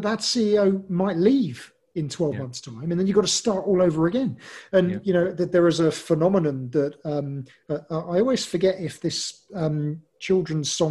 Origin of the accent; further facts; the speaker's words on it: England, United Kingdom; I'm English